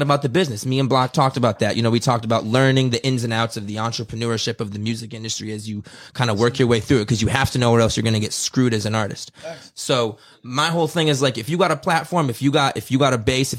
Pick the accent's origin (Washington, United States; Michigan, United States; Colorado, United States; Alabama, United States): Michigan, United States; Detroit; I come from Detroit